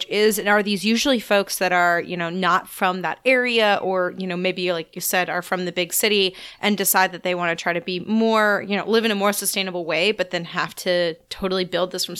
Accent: Austin, Texas, United States; I'm from Austin

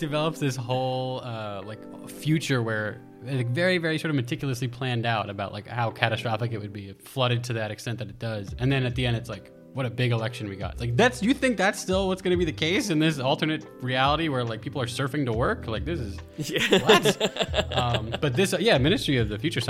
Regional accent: New Jersey, United States; I'm from Jersey. All my vowels are fucked up

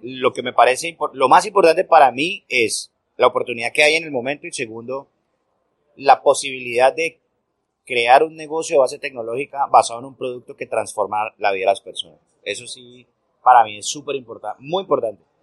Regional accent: Colombia; en este momento en mi país, en Colombia

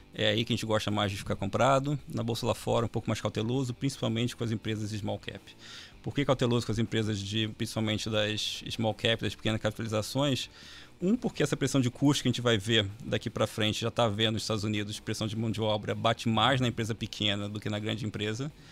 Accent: Rio de Janeiro, Brazil; eu sou carioca

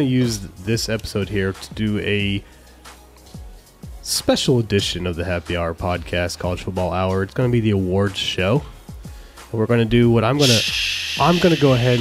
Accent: Ohio, United States; growing up in Ohio

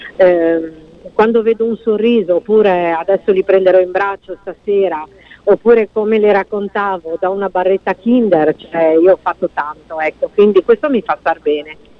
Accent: Friuli-Venezia Giulia, Italy; il Friuli Venezia Giulia, dottoressa, quindi è la mia regione, la mia terra, sono le mie persone, sono la mia gente

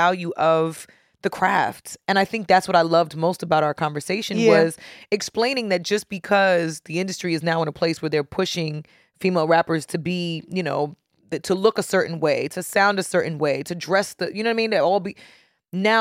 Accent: New York, United States; being a New Yorker, being somebody that grew up here

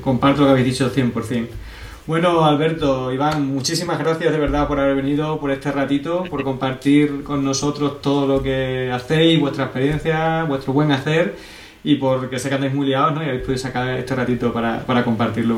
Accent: Extremadura, Spain; aquí en Extremadura somos eh, como muy parado para estas cosas

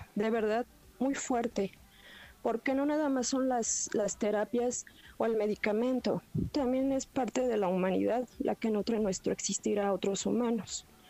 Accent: Mexico City, Mexico; Soy del Distrito Federal

